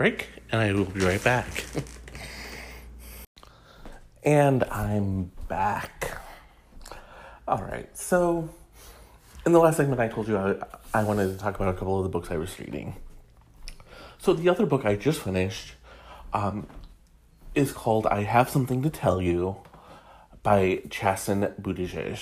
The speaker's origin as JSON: {"language": "English", "region": "Michigan", "country": "United States", "said": "I'm from Michigan myself, we come from two very different towns"}